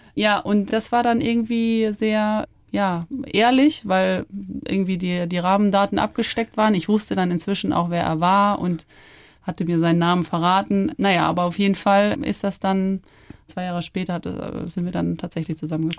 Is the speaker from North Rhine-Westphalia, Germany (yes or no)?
no; Ammersee, Bavaria, Germany; moved away; am Ammersee bin ich ja schon sehr in der Natur und ländlich aufgewachsen.